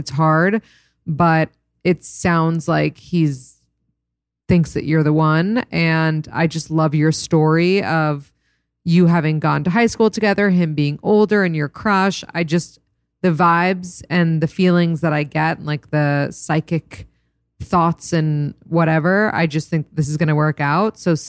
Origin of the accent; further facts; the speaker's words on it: East Coast, United States; now in California, United States; We're both from the East Coast, but he lives in Wyoming and I live in California and long distance is tough.